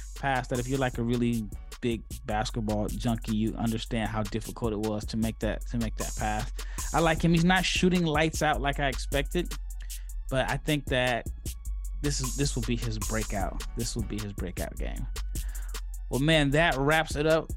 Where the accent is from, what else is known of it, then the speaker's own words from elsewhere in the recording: Omaha, Nebraska, United States; moved away; I'm from Omaha